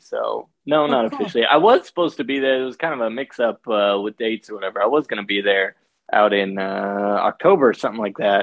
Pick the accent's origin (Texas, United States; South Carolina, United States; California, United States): California, United States; Fresno; moved away as an adult; now in Los Angeles, United States; I grew up in Fresno, but yeah, started comedy, been in LA for since 2009